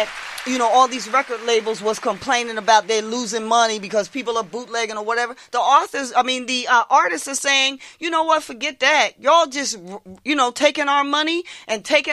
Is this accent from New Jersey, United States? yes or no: yes; West Trenton, New Jersey, United States; I grew up in West Trenton